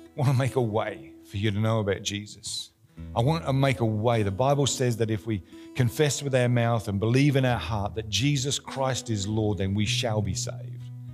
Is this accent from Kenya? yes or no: no; Australia; we're Australian